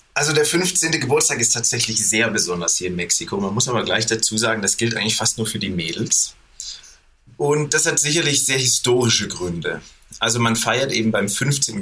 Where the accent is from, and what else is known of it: Germany; moved away as an adult; now in Mexico City, Mexico